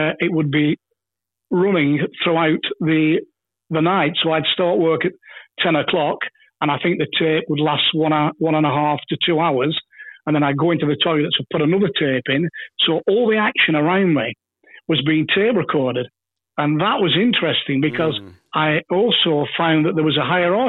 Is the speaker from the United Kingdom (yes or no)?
yes; England, United Kingdom; As a young lad growing up in England